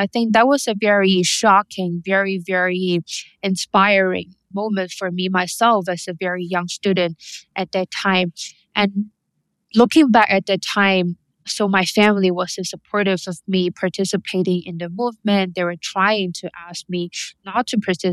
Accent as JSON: {"language": "English", "country": "Hong Kong", "tie": "born or raised there", "said": "growing up in Hong Kong"}